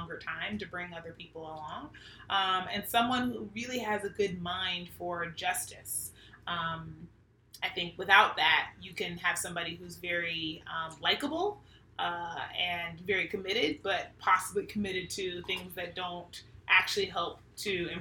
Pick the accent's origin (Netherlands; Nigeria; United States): United States; Pittsburgh, Pennsylvania; now in Sacramento, United States; I was born and raised in Pittsburgh, Pennsylvania